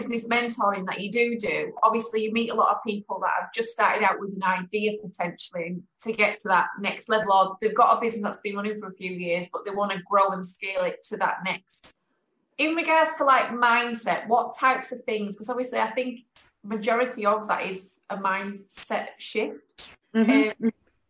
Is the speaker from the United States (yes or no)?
no; Leeds, Yorkshire and the Humber, United Kingdom; my hometown.